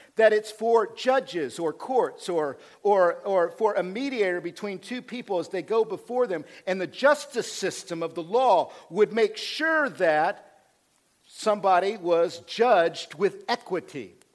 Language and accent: English; Oklahoma, United States; I'm from Oklahoma